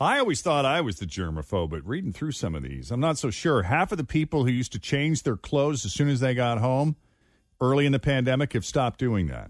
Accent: Massachusetts, United States; now in Cincinnati, United States; in my home state of Massachusetts

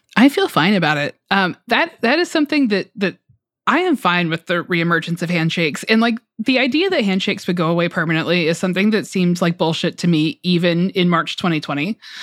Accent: Georgia, United States; moved away; I am from Georgia, um, and my parents live in Metro Atlanta.

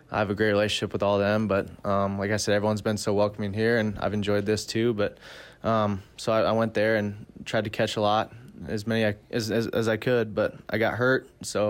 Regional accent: Oklahoma, United States; also born or lived in Wisconsin; I was born in Wisconsin, so I grew up in Oklahoma, though. We moved there when I was about 7 or 8.

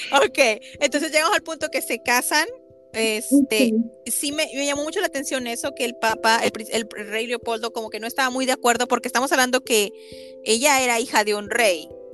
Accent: Mexico; yo soy de México

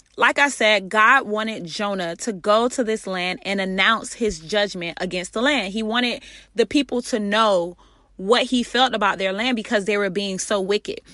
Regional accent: Florida, United States; I'm from Florida.

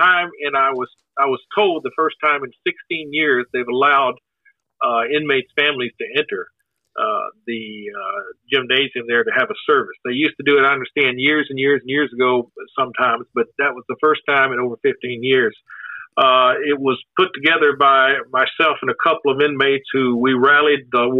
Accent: north of Houston, eastern Texas, United States; moved away as an adult; also born or lived in Kansas City / Midwest; I was born and grew up in Texas

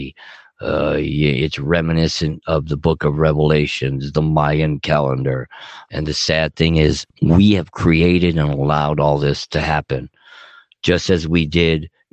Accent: Los Angeles, California, United States; moved away; I'm dedicated to Southern California, Puerto Los Angeles all the way. It's my hometown, but I don't live there anymore

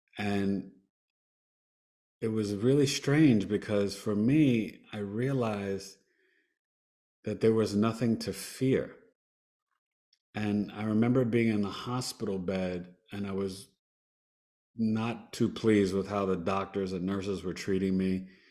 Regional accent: New York, United States; I'm a New Yorker

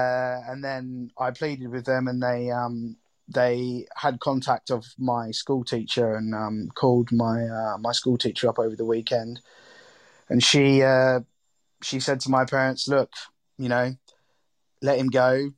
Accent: Australia; Yeah, I mean, food, growing up in Australia, I guess, you know, having barbecues and entertaining and having people over was always a very big part of my family life as a kid.

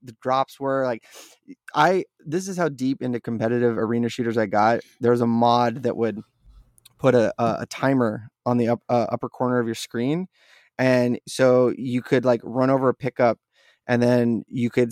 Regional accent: Wasilla, Alaska, United States; I grew up in Wasilla, where Sarah Palin mm-hmm. comes from

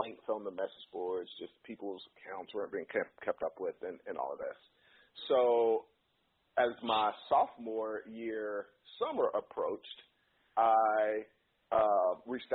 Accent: Chattanooga, Tennessee, United States; moved away as an adult; also born or lived in New York; I am originally from Chattanooga, Tennessee. I grew up there

